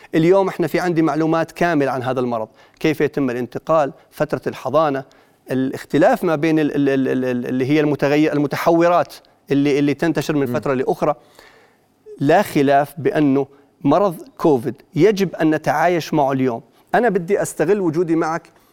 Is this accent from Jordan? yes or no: yes; Jordan; احنا اولاد البلد واحنا احنا مواطنين